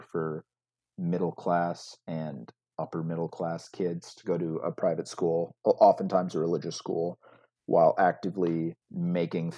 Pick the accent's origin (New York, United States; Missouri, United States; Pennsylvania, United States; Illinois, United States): Illinois, United States; outside of Chicago; I grew up outside of Chicago